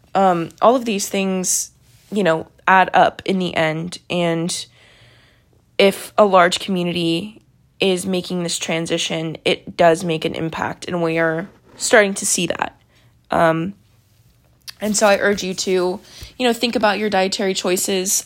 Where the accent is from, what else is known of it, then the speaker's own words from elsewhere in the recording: Texas, United States; I'm from Texas